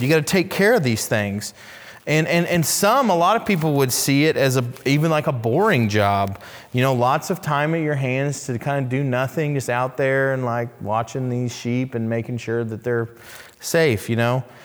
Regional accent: Oklahoma City, Oklahoma, United States; I grew up in Oklahoma City

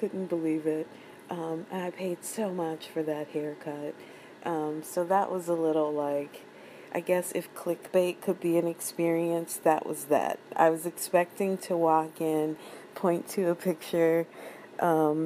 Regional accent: Oklahoma, United States; moved away as an adult; also born or lived in San Francisco; I was from Oklahoma

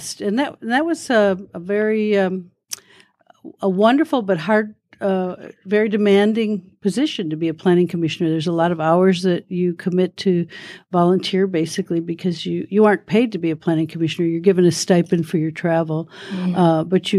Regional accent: Detroit, Michigan, United States; But I grew up in Detroit and then moved to Nevada, and I became a park ranger here, actually.

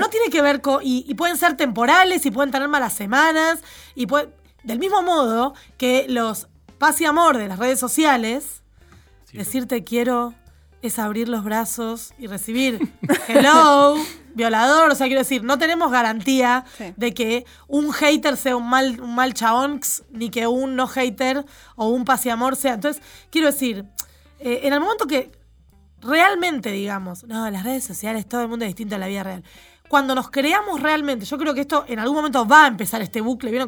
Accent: Argentina; Soy de Argentina

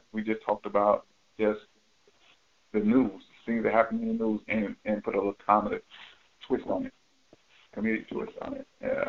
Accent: Atlanta, Georgia, United States; I live across from Grady Home Projects in Atlanta.

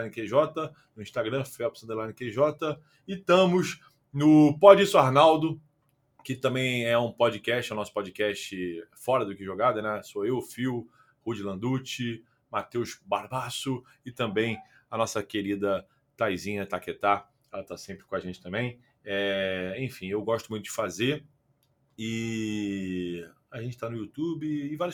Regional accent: Rio de Janeiro, Brazil; Eu sou carioca, é, nascido no Rio.

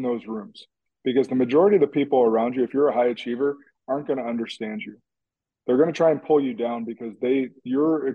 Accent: Central Illinois, United States; now in Wisconsin, United States; I grew up in Central Illinois, and before I moved to Wisconsin

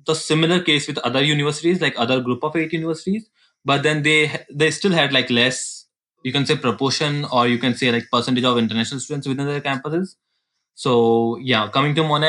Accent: Jaipur, Rajasthan, India; moved away

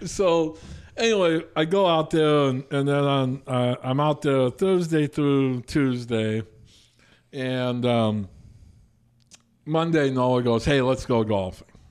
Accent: New Hampton, Iowa, United States; I'm from New Hampton.

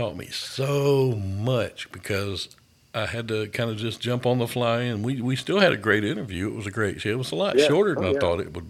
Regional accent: Thomson, Georgia, United States; my hometown of Thompson.

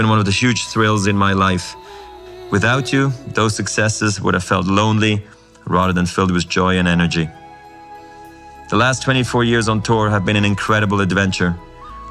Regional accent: Basel, Basel-Stadt, Switzerland; I was a ball kid in my hometown of Basel.

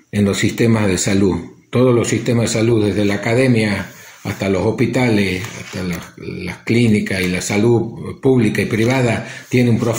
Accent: northern Argentina, Argentina; born there; pesar de haber nacido en el norte de Argentina, soy profundamente latinoamericano.

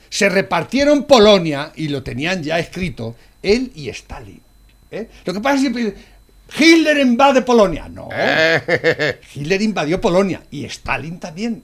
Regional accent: Spain; en mi país, España

